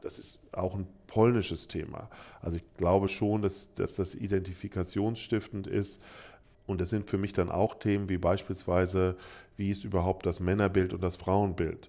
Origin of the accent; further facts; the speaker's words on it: Frankfurt am Main, Hesse, Germany; ich komme aus Frankfurt am Main